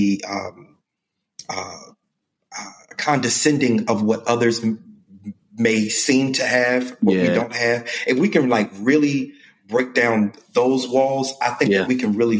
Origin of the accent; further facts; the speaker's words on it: Baltimore, Maryland, United States; moved away; I'm from Baltimore, Maryland originally